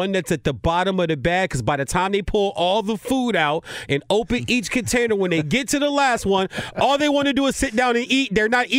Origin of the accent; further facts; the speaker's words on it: East Coast, United States; I grew up on the East Coast in the NFC East all my life. I've seen hundreds of Giants games.